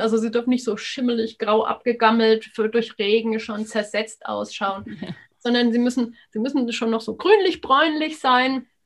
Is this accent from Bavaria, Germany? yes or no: yes; Upper Palatinate, Bavaria, Germany; bei uns in der Oberpfalz